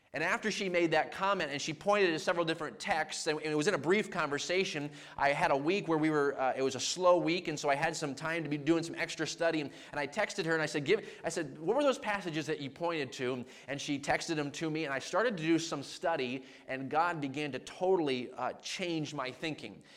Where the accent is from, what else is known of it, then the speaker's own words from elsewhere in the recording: Maine, United States; now in New York, United States; growing up in Maine, I grew up in a household that just loved sports